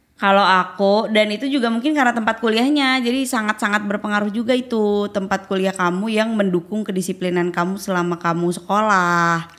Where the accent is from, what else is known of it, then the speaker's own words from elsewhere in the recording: Bandung, West Java, Indonesia; moved away as an adult; now in Jakarta, Indonesia; sebagai orang Bandung